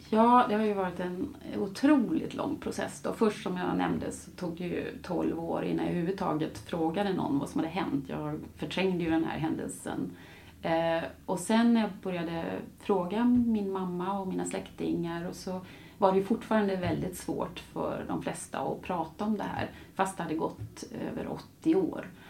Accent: Gothenburg, Västra Götaland, Sweden; moved away; also born or lived in Latin America; nu flyttar jag tillbaka då till eh, Göteborg, min hemstad

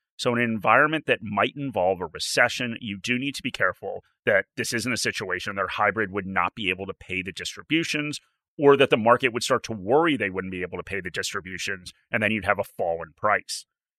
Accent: outside of New York, United States; now in Australia; I grew up outside of New York.

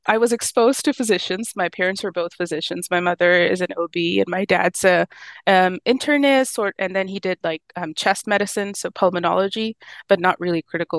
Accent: Pakistan; moved away as an adult; also born or lived in Cleveland, United States; now in North Carolina, United States; I was born and raised in Pakistan, and I was there all the way up until medical school.

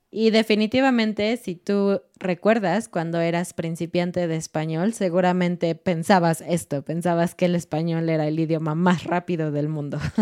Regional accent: Mexico City, Mexico; moved away as an adult; now in Querétaro, Mexico; Somos de Ciudad de México, vivimos en Querétaro, pero nuestro corazón es un corazón chilango. Hemos, nacimos ahí, crecimos ahí, nos casamos ahí, todo en Ciudad de México.

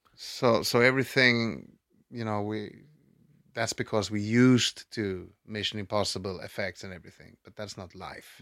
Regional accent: Stockholm, Stockholm County, Sweden; I grew up in, in Vasastan

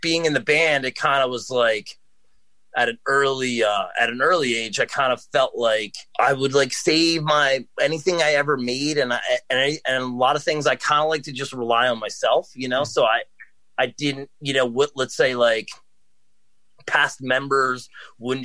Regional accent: New Jersey, United States; also born or lived in New York City; I grew up in New Jersey

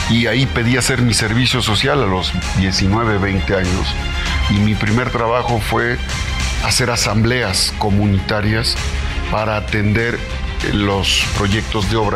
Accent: Acatzingo, Puebla, Mexico; also born or lived in Izúcar de Matamoros, Puebla; nací en Izúcar, mi papá es de Izúcar y mi mamá de Acatzingo, Puebla, la ruta hacia Jalapa, Veracruz.

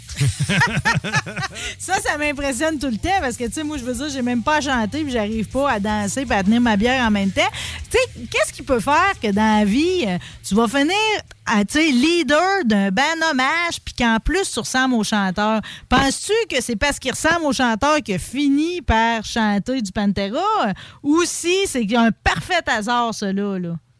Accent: Quebec, Canada; c'est mon patelin natal

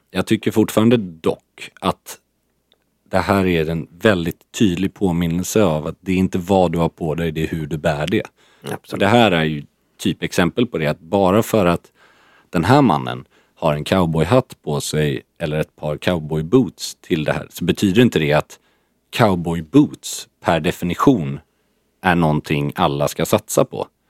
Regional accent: Sweden

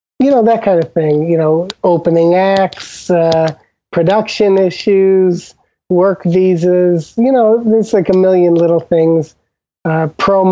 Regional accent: Old Lyme, Connecticut, United States; moved away; I'm from Old Lyme, Connecticut, originally, and the town is known

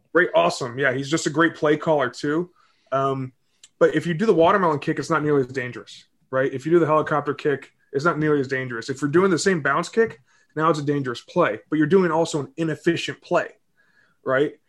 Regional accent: Southlake, Texas, United States; also born or lived in Greenwich, Connecticut; I was born in Connecticut. Um, my dad had a tire shop out in uh, Greenwich, and then we moved to Texas when I was seven

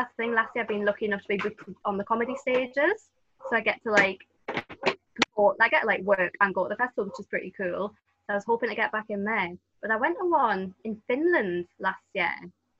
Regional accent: Newcastle, North East England, United Kingdom; And obviously Newcastle, I wasn't that far from Scotland.

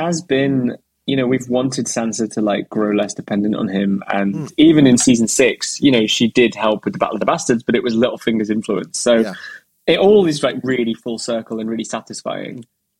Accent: Carlisle, North West England, United Kingdom

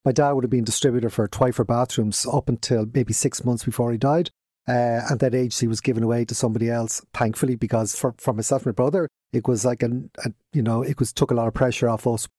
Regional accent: Dublin, Leinster, Ireland; accent: Dublin; moved away as an adult; now in Kildare, Ireland; we're from Radfarnham originally, grew, grew up there

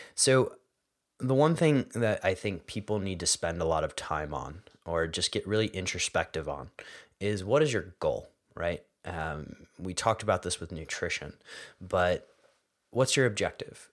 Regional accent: Philadelphia, Pennsylvania, United States; I grew up in Philadelphia

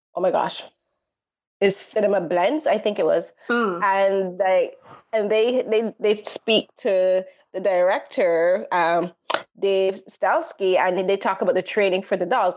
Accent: Barbados; growing up in Barbados

